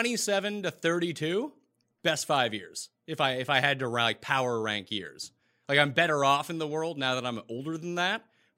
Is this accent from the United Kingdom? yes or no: no; Canada; As a Canadian, I always pay attention to the U.S. dollar versus the Canadian dollar.